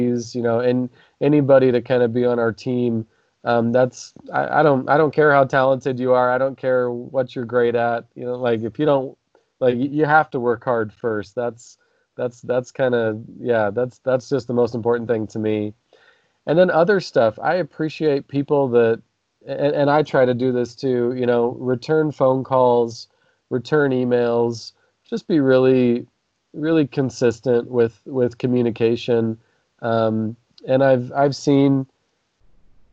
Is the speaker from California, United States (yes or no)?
no; Nampa, Idaho, United States; how I grew up here in Nampa